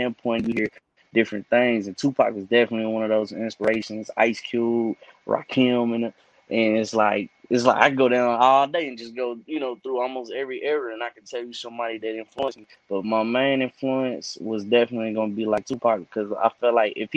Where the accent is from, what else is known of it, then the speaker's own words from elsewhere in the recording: Cedar Hill, Texas, United States; I'm from City Hill. It's outside of Dallas, but definitely from City Hill, Texas